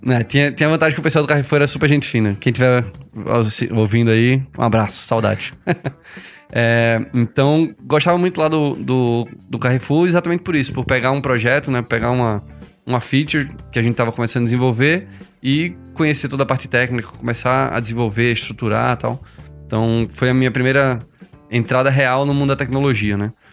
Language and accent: Portuguese; Recife, Pernambuco, Brazil; eu sou publicitário de formação, sou de Recife